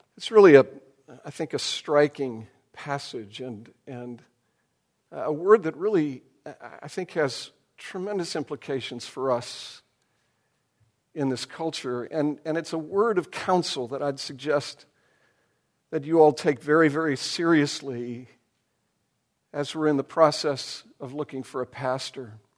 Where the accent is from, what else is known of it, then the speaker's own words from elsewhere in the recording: United States; who we are as Americans and even, I'm afraid, as American Christians